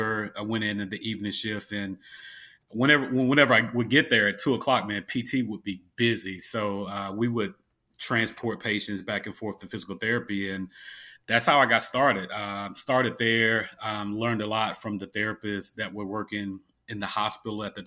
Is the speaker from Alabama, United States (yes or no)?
yes; Mobile, Alabama, United States; moved away; I'm originally from Mobile, Alabama